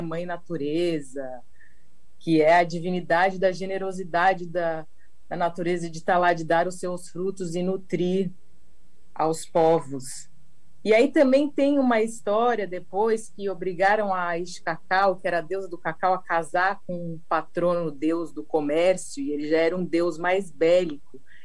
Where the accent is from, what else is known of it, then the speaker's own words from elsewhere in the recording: São Paulo, Brazil; now in Paraty, Brazil; eu sou de São Paulo e hoje em dia eu moro aqui em Paraty